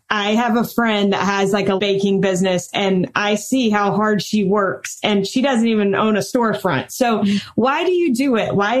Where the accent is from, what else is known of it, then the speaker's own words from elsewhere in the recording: the South, United States; And I'm from the South